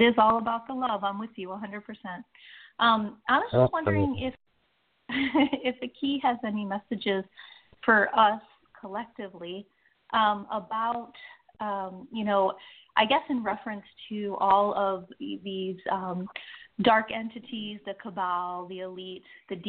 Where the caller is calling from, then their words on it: Austin, Texas, United States; I'm in Austin, Texas.